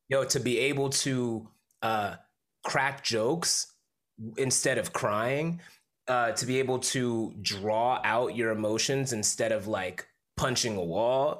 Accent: Bridgeport, Connecticut, United States; moved away as an adult; also born or lived in New York; now in Oakland, United States; from Bridgeport, Connecticut. Family's from Jamaica. Uh, I was born in Bridgeport, Connecticut.

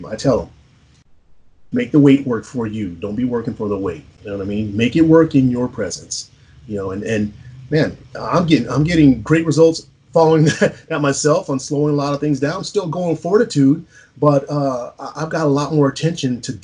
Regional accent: San Antonio, Texas, United States; I'm a mixed race individual growing up in San Antonio, Texas

